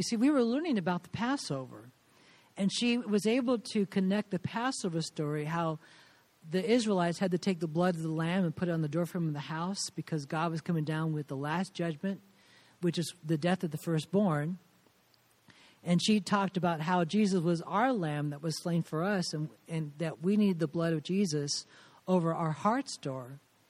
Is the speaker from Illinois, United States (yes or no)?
no; Southern California, United States; moved away as an adult; also born or lived in Indianapolis; now in Latvia; I was born and raised in Southern California, which is why I still have my California tan.